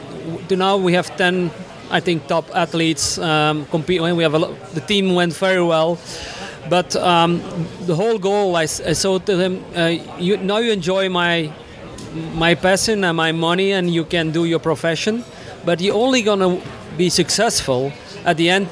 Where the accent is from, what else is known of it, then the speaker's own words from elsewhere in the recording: Belgium; English is a second language; I'm …. I'm from Belgium, born and raised, but traveled all over the world